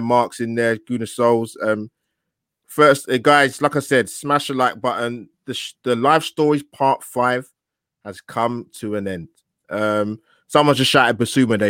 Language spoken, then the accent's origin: English; London, United Kingdom; as a young black kid growing up in South East London